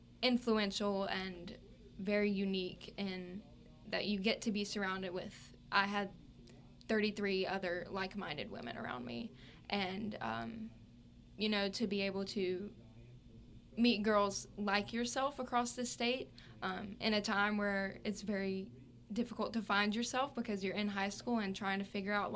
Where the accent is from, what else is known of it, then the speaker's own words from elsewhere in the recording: Purvis, Mississippi, United States; I'm from Purvis, Mississippi